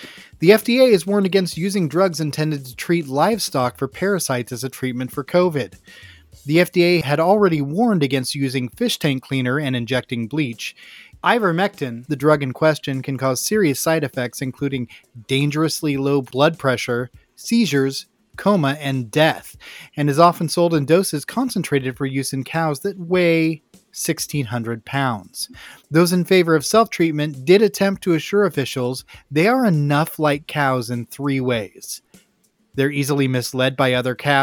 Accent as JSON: {"language": "English", "town": "Grants Pass", "region": "Oregon", "country": "United States", "tie": "born or raised there", "said": "since starting in my hometown of Grants Pass, Oregon in the 90s"}